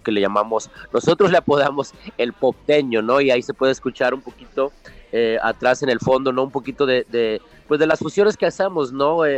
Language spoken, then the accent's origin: Spanish; United States; nacimos aquí en los Estados Unidos, pero también tenemos los pies metidos en, en, Latinoamérica, en México